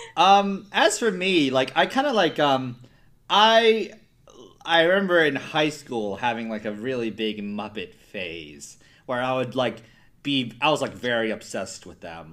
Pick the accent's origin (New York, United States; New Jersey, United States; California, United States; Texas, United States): New Jersey, United States; also born or lived in Midwest; I'm from New Jersey.